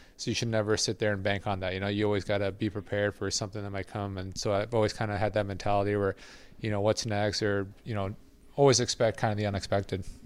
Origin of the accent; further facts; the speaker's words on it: Quebec, Canada; moved away; I grew up, I, I was born in Quebec, so I understand it well. I don't speak it too well.